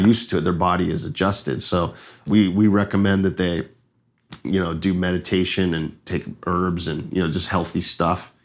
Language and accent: English; Los Angeles, California, United States; moved away as an adult; also born or lived in Hawaii; now in Costa Rica; I'm from Los Angeles, California